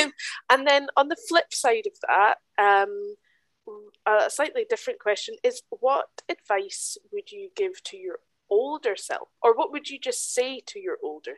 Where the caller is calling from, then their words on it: Germany; In fact, I'm calling you from Germany right now.